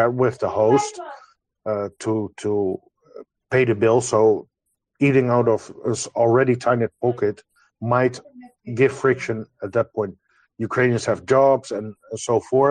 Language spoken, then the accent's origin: English; Netherlands; I'm from the Netherlands